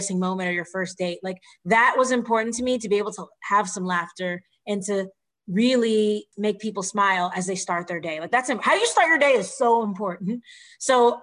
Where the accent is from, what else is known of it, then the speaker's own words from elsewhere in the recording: Texas, United States; moved away as an adult; now in Philadelphia, United States; growing up in Texas